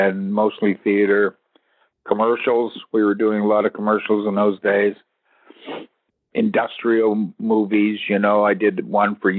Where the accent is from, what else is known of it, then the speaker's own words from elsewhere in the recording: Toronto, Ontario, Canada; moved away as an adult; also born or lived in California; I told her I was from Toronto